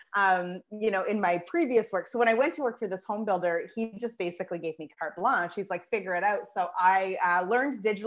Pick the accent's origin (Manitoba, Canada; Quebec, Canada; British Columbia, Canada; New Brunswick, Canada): New Brunswick, Canada; Moncton; also born or lived in Toronto; I would move back to my hometown of Moncton, New Brunswick